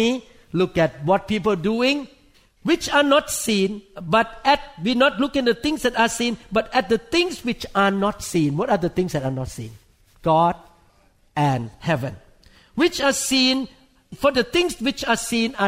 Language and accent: English; Thailand; moved away; I grew up in Thailand